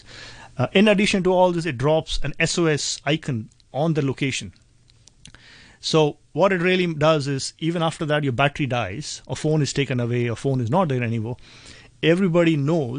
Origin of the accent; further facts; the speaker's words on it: India; now in Hong Kong; being in Hong Kong, where I come from India